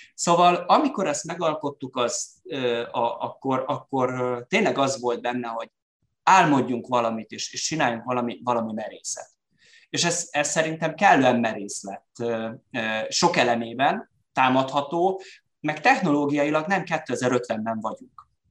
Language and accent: Hungarian; Szeged, Csongrád-Csanád, Hungary; mi szegediek vagyunk, és mi magyarok vagyunk